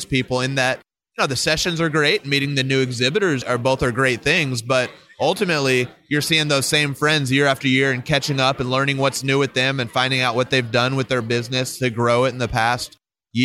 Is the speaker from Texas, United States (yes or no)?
yes; Dallas, Texas, United States; my hometown of Dallas, Texas